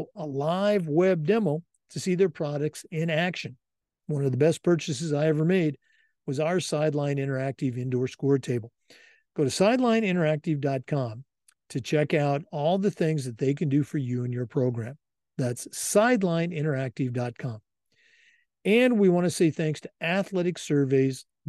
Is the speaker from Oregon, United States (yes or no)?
yes; Oregon, United States; I'm born and raised in Oregon, but went to high school across the river